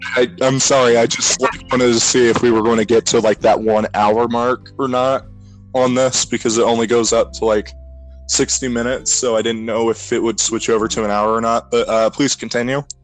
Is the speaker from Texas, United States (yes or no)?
no; Ohio, United States; we're from Ohio